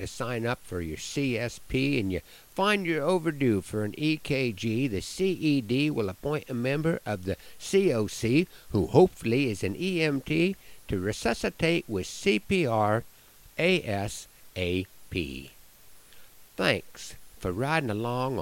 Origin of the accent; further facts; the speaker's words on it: Broken Bow, Nebraska, United States; In my hometown of Broken Bow